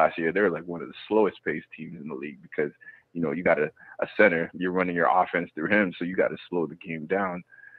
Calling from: Vancouver, British Columbia, Canada; calling from Vancouver, Canada.

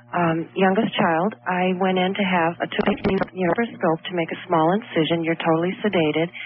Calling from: Chicago, Illinois, United States; Hi, I'm hi from Chicago.

